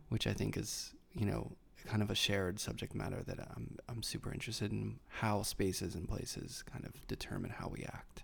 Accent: Carnegie, Pennsylvania, United States; accent: Pittsburghese; moved away; I'm from Pittsburgh, and there's a Pittsburgh accent, but it's very subtle

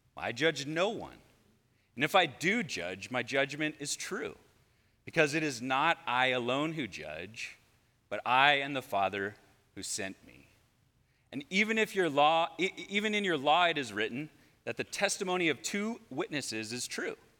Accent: Redondo Beach, California, United States; now in Lomita, United States; I grew up here in Redondo Beach

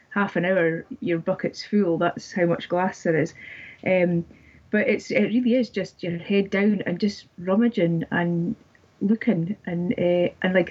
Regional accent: Dundee, Scotland, United Kingdom; I grew up in Dundee, which is a little bit north from where I'm staying.

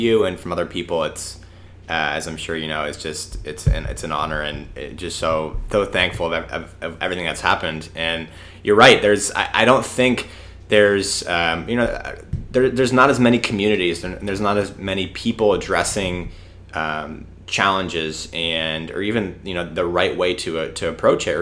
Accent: Massachusetts, United States; I'm from Massachusetts

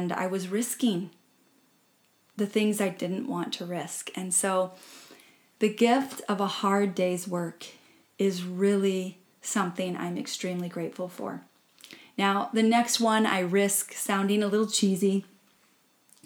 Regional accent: Midwest, United States; I grew up in the Midwest working in cornfields

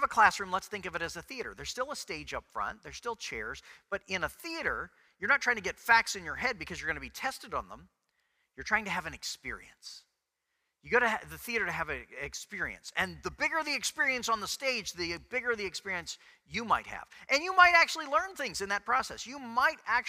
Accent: Texas, United States; I was from Texas

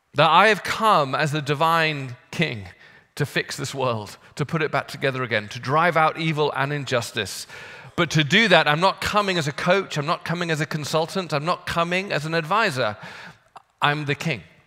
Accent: United Kingdom; now in United States; As a Brit

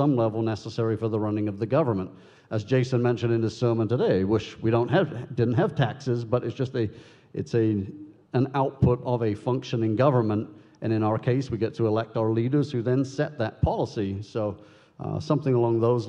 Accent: United Kingdom; now in United States; I was born and raised in the United Kingdom

